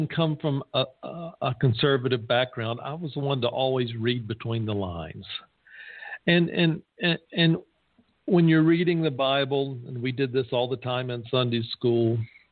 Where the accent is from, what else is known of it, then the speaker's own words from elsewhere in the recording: the South, United States; I come from the South